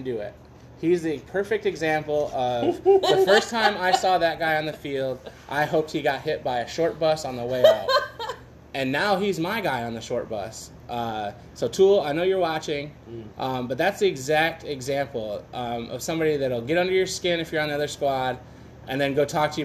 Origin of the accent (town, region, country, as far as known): Michigan, United States; born or raised there; moved away